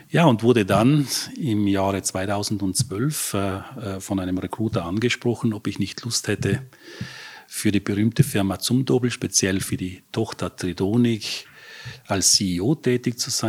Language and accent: German; Trentino-Alto Adige, Italy; born there; also born or lived in Vienna; Ja, ich bin in, in Südtirol geboren und habe nach der HTL in Wien Elektrotechnik studiert.